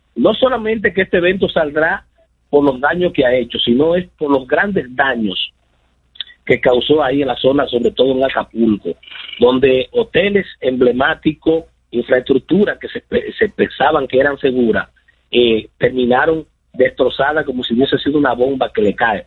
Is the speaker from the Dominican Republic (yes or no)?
yes; Dominican Republic; nosotros como dominicanos